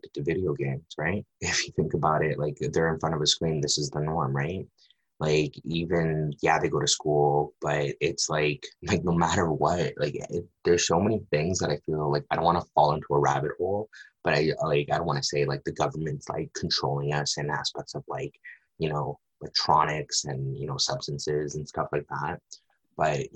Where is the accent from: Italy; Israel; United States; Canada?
Canada; Vancouver, British Columbia; I'm from Vancouver, but I was entrenched in the downtown east side